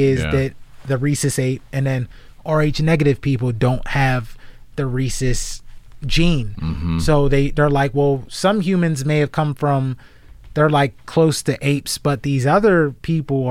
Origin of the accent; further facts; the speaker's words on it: Garfield, United States; moved away; also born or lived in Alabama; one of them is a friend I grew up with in Garfield